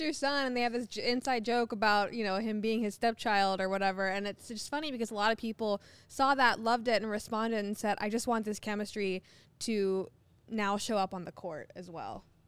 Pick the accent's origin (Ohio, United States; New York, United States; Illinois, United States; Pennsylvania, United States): Ohio, United States; I'm from Ohio